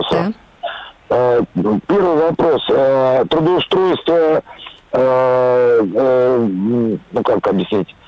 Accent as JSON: {"language": "Russian", "region": "Moscow", "country": "Russia", "said": "я москвич"}